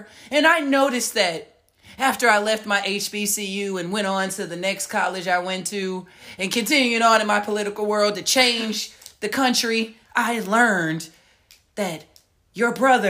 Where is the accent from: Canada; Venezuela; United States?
United States; Oakland, California; I grew up in Oakland.